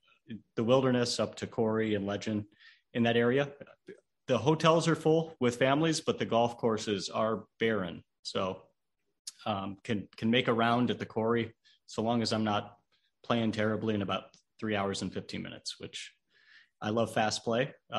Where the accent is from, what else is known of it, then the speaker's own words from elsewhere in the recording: Iowa, United States; now in Minnesota, United States; I'm from Iowa.